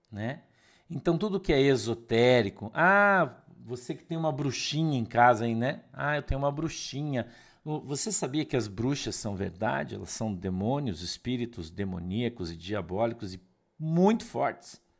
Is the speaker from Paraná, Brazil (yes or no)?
yes; Curitiba, Paraná, Brazil; Não, Glazer, a gente é de Curitiba.